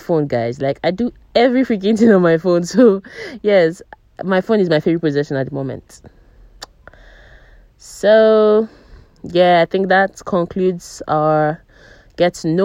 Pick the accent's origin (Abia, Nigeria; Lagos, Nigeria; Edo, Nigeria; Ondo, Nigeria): Abia, Nigeria; Umuahia; also born or lived in Abuja; my hometown is Umuahia. I'm from Abia State, Umuahia.